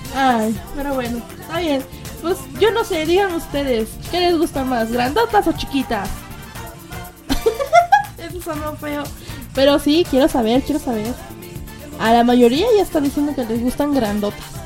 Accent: Mexico City, Mexico; accent: chilango; yo transmito desde la Ciudad de México. Mexicana, digo, mi voz es más que mexicana, ¿verdad? Mi acento más chilango

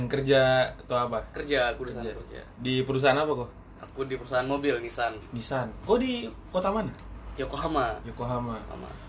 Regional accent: Padang, West Sumatra, Indonesia; aku juga orang Padang sih soalnya

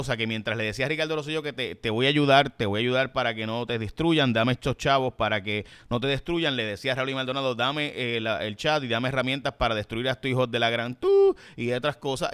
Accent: San Lorenzo, Puerto Rico; mi pueblo en San Lorenzo

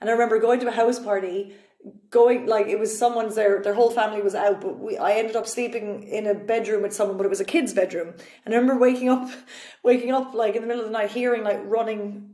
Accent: Cork, Munster, Ireland; now in Berlin, Germany; I'm from Cork

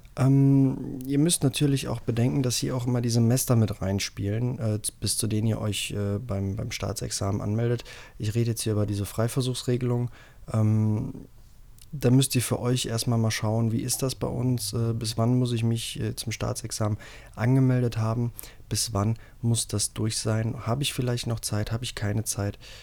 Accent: Rhineland, Germany; bei uns im Rheinland

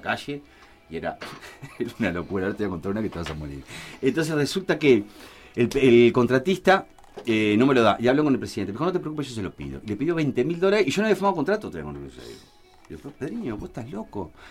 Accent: Montevideo, Uruguay; also born or lived in Malvín, Montevideo; de mi barrio, de, donde me crié, en Jacinto Vera

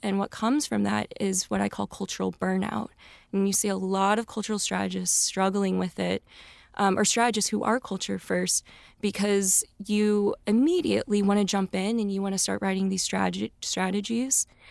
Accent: a suburb outside of Saint Louis, Missouri, United States; moved away as an adult; now in Los Angeles, United States; I am born and raised in Missouri, a suburb outside of Saint Louis, brown girl from the burbs

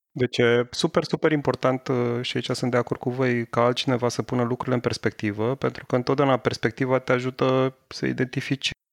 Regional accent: Romania; eu sunt român

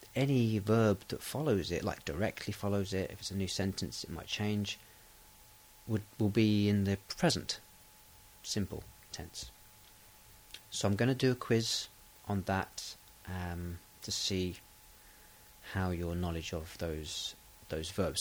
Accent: England, United Kingdom; I am English. I'm British.

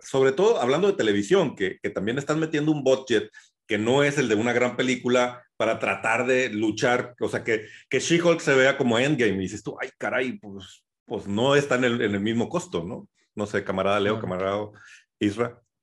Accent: Mexico

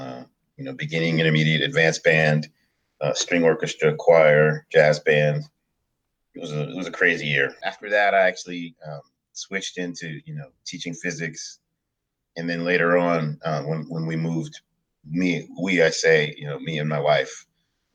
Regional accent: Bay Area, California, United States; I was born and raised in the United States, in California, actually, in the Bay Area.

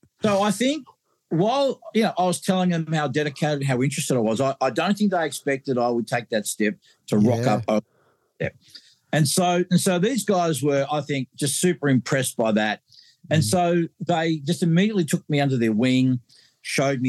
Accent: Australia; I'm from Australia

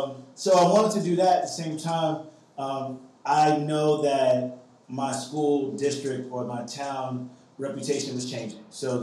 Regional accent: Long Island, New York, United States; also born or lived in Queens; So I was raised in Long Island, but I've always had like the connection to Queens and to like just my people in general, where my family came from.

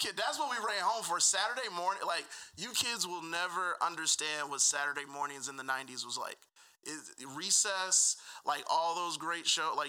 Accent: Atlanta, Georgia, United States; I'm from Atlanta.

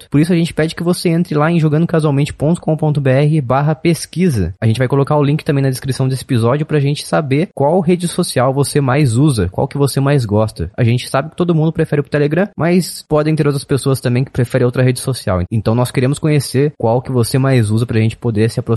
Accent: United Kingdom; Eu falo Rocket porque eu sou britânico.

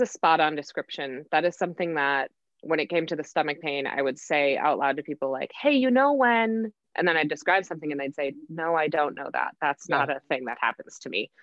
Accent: Oconomowoc, Wisconsin, United States; moved away as an adult; also born or lived in Whitewater, Wisconsin / Denver, Colorado; I am from Oconomowoc, Wisconsin, which is right in between Milwaukee and Madison. I lived mm-hmm. there growing up

